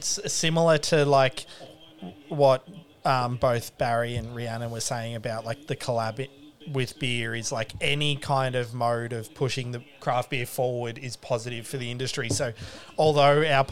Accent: Wodonga, Victoria, Australia; growing up in Australia and especially over in at my school in Wodonga

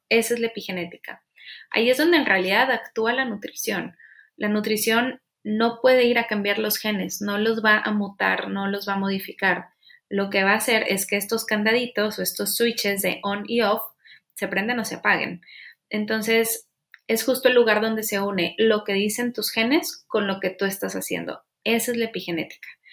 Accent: Monterrey, Nuevo León, Mexico; soy regia.

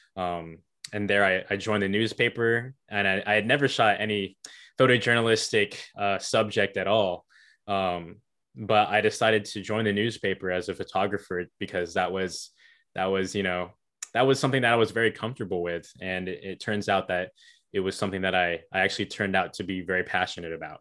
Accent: Hickory, North Carolina, United States; Hickory is my hometown

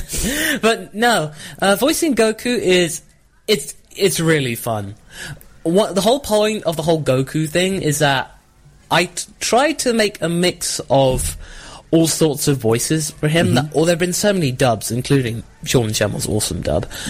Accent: United Kingdom; accent: British

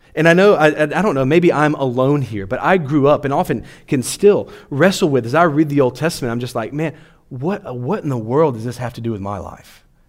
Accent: Louisiana, United States; now in Clermont, United States; I grew up in Louisiana

